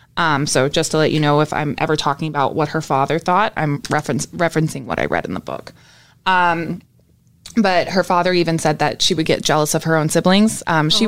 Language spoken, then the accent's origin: English; New Brunswick, Canada; also born or lived in Jacksonville, Florida, United States; now in Orlando, United States; I lived majority of my life in New Brunswick, Canada